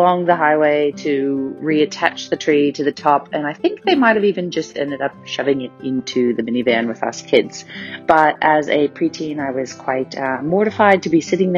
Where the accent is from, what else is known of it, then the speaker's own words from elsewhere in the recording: Clearwater, Florida, United States; now in Adelaide, Australia; I live in Adelaide, Australia, but I'm originally from Clearwater, Florida